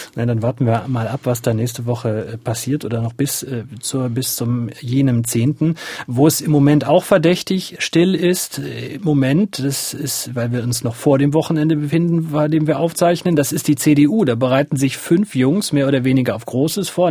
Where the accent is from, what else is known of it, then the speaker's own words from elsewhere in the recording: eastern Germany, Germany; bei uns im Osten